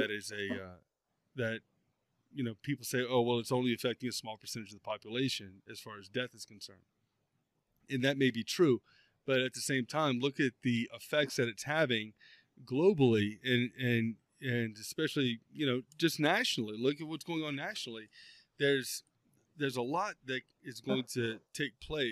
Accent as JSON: {"language": "English", "region": "South Louisiana", "country": "United States", "tie": "born or raised there", "moved": "yes", "lives_now": "Montana, United States", "said": "growing up in South Louisiana and growing up hunting and fishing"}